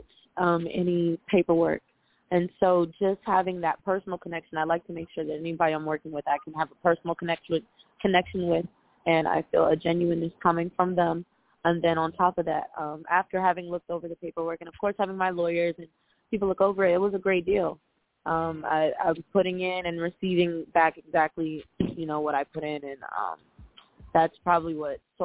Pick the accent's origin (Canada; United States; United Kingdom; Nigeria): United States; Akron, Ohio; moved away as an adult; now in Los Angeles, United States; I am from the Akron, Ohio